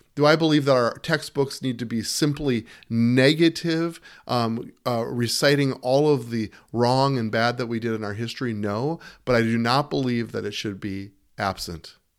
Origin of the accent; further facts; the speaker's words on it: United States; as an American